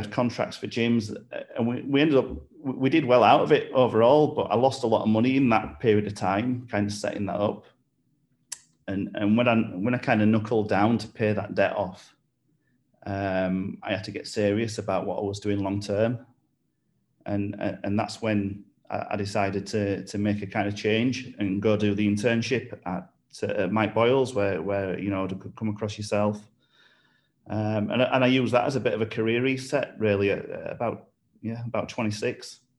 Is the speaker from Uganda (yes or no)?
no; Bradford Leeds area of West Yorkshire, Yorkshire and the Humber, United Kingdom; moved away as an adult; now in Ulster, United Kingdom; you'll tell from the accent as we go that I'm from Yorkshire, so from kind of like Bradford Leeds area of West Yorkshire